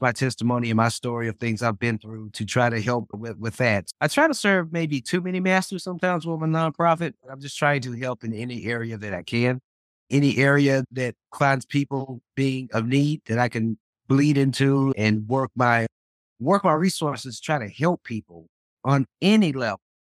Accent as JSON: {"language": "English", "town": "Memphis", "region": "Tennessee", "country": "United States", "tie": "born or raised there", "moved": "yes", "lives_now": "Dallas, United States", "said": "my hometown of Memphis and, and, and, and adopted home of Dallas"}